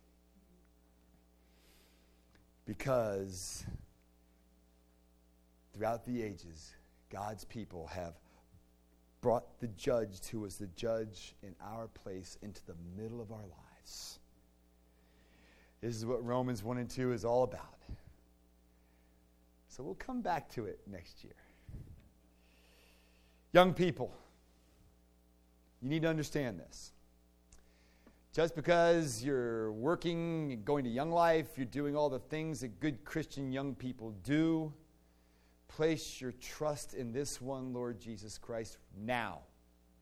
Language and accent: English; Virginia, United States; I grew up in the Diocese of Delightful. Because in Virginia, you know, you'd go to diocesan convention